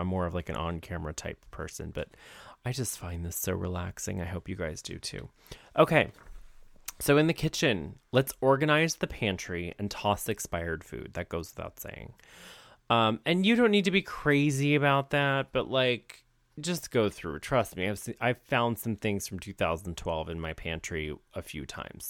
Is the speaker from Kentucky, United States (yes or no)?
no; Ohio, United States; moved away; I'm from Ohio